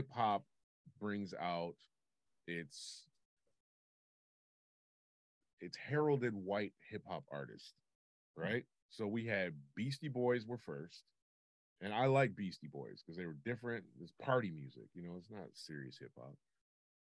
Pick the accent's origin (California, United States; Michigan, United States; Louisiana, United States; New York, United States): Michigan, United States; Detroit; I'm from Detroit